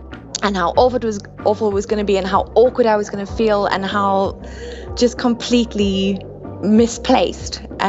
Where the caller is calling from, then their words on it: Cape Town, Western Cape, South Africa; Cape Town.